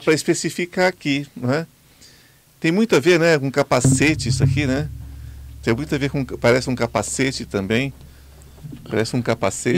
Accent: Brazil; eu sou brasileiro, amo meu país profundamente

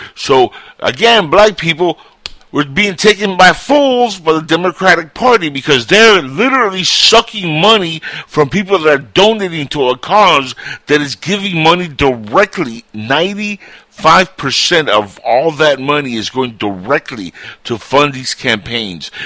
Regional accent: Cuba; moved away; I was born in Cuba and I'm Latino

